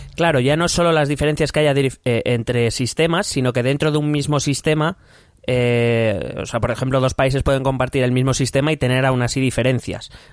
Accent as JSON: {"language": "Spanish", "country": "Spain"}